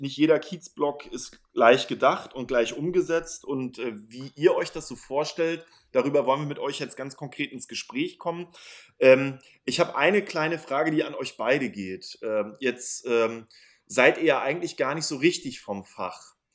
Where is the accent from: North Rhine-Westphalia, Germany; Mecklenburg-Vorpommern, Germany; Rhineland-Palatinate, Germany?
Mecklenburg-Vorpommern, Germany; Schwerin; now in Berlin, Germany; Ich komme aus Schwerin.